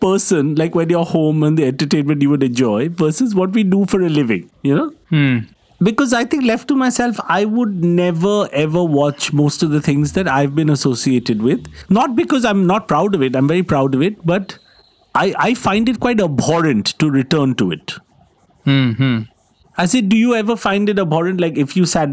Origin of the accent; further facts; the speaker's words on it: Kolkata, West Bengal, India; now in United Kingdom; I grew up in Calcutta in the 1980s